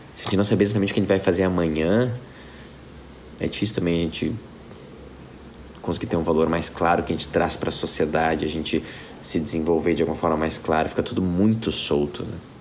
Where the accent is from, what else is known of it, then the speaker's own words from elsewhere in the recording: Porto Alegre, Rio Grande do Sul, Brazil; Porto Alegre é onde eu nasci